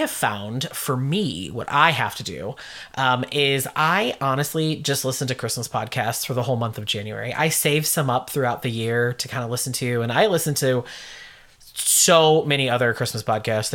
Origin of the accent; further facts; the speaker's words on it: United States; accent: American; my American accent